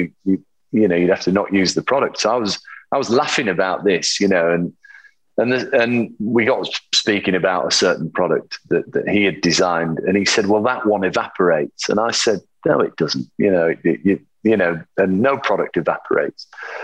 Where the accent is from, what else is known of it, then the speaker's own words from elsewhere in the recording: England, United Kingdom; as English people do, go to the pub and talk about football